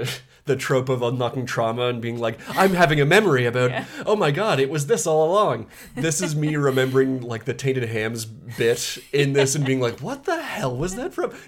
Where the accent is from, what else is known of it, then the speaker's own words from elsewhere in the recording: Canada; We are very Canadian, in case you can't tell from my terrific accent.